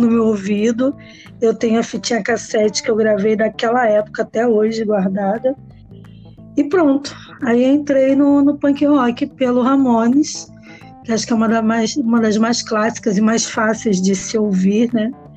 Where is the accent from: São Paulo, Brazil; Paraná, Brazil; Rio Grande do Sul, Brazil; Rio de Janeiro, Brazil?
Rio de Janeiro, Brazil; Nova Iguaçu; eu sou de Nova Iguaçu, na Baixada Fluminense